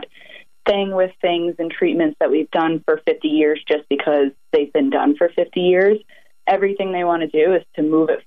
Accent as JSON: {"language": "English", "town": "North Babylon", "region": "New York", "country": "United States", "tie": "born or raised there", "also_born_or_lived": "Grenada", "said": "I was born and raised here on Long Island in North Babylon."}